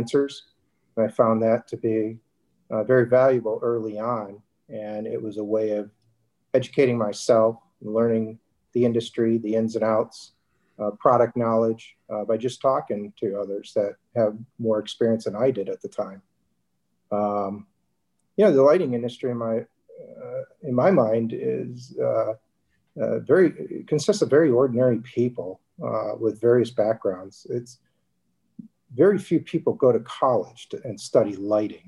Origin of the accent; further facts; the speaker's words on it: Detroit, Michigan, United States; moved away as an adult; also born or lived in Newport Beach, California; now in San Diego, United States; born and raised in Detroit, Michigan. Lived there through college.